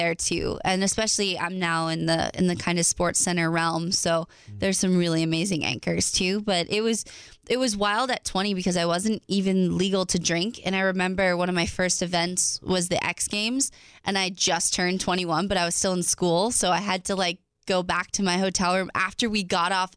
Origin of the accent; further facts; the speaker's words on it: East Coast, United States; I'm from the East Coast